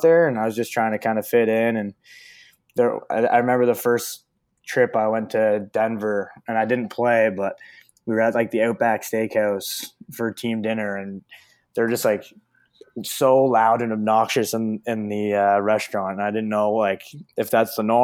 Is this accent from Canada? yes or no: yes; Canada; a Canadian guy